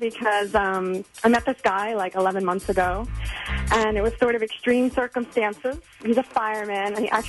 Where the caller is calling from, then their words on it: Tampa, Florida, United States; I'm calling from Tampa.